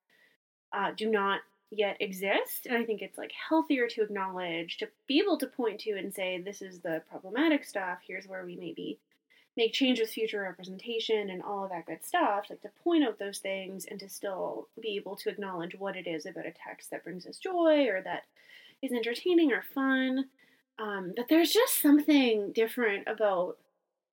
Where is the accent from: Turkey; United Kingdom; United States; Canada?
Canada; we are Canadian